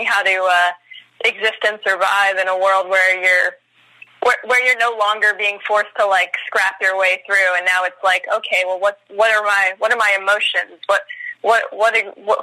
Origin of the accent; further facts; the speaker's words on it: Oxnard, California, United States; moved away as an adult; now in San Francisco, United States; I'm actually originally from Oxnard, California, which is sort of near like Santa Barbara area. And I came up to San Francisco after high school to go to college